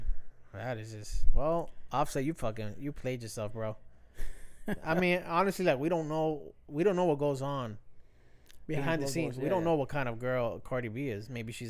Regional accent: New York City, New York, United States; Born and raised, my guy. Bronx, New York.

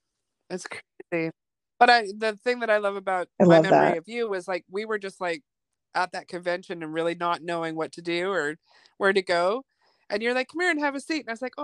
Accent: Vancouver, British Columbia, Canada; also born or lived in Germany; I did. My teenage years, I grew up in Vancouver. I'm an Army brat, so my dad was in the military, and I was born in Germany.

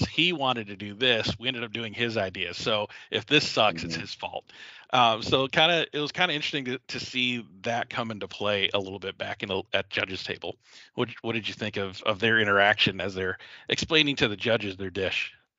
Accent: the South, United States; I come from the South where you know fried catfish is a staple

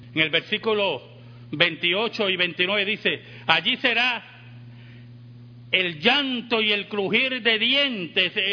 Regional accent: Puerto Rico

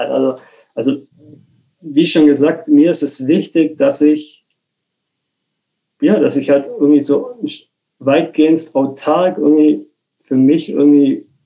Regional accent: Bremen, Germany; moved away; ich bin aus Bremen weggezogen und habe mehr oder weniger ja, alles irgendwie hinter mir gelassen.

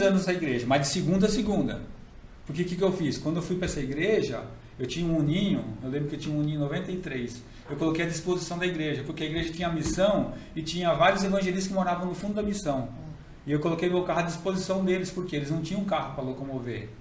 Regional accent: São Bernardo do Campo, São Paulo, Brazil; moved away as an adult; also born or lived in Rio Preto; now in Borebi, Brazil; Morei, nasci aqui em Borebi, mas fui com seis meses para São Bernardo. Vivi a minha vida toda praticamente lá em São Bernardo

